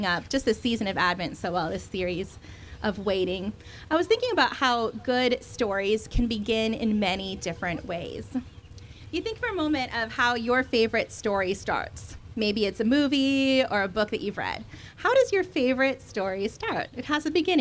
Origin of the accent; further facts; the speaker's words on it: United States; accent: American; my total American accent